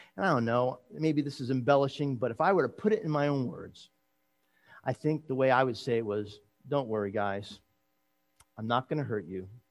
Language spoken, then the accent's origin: English; New Jersey, United States; I'm from New Jersey.